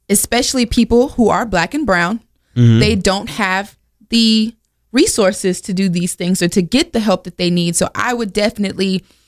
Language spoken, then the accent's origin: English; Oxford, North Carolina, United States; also born or lived in Biloxi, Mississippi / Waveland, Mississippi / Greensboro, North Carolina; now in Durham, United States; I grew up in Oxford, North Carolina